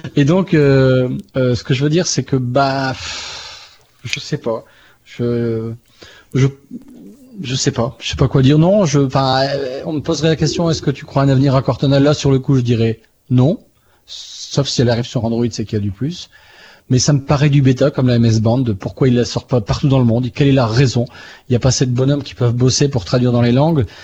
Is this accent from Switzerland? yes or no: no; France; je suis français